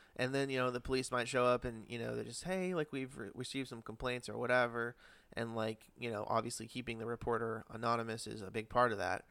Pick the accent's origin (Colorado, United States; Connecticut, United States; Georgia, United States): Connecticut, United States; I grew up in Connecticut